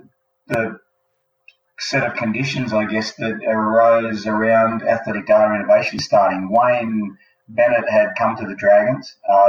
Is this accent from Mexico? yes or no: no; Sydney, New South Wales, Australia; I'm 44 years old, married with a couple of kids, living in Sydney. Also grew up in Sydney on the water and in the great outdoors, this beautiful country we've got.